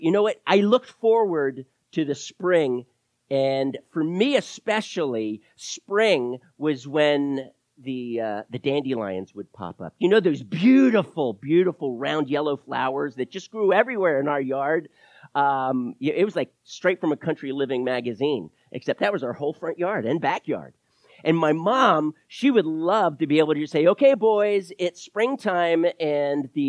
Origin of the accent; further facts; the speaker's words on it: Wilmington, Delaware, United States; I am not a Southern boy. My mama was a Southern girl from Macon, Georgia. I am from the North. I'm a Yankee, I guess, technically. Wilmington, Delaware, 30 minutes south of Philly